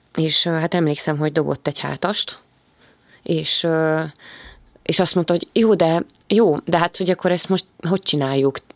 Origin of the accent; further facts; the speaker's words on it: Gödöllő, Pest, Hungary; Ugye én gödöllői vagyok, és tulajdonképpen az egész gyerekkoromat gödöllön töltöttem